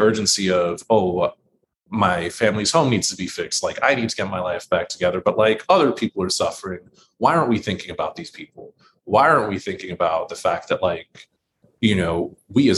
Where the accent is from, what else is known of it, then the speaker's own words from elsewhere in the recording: New York City, New York, United States; as a native New Yorker in my own city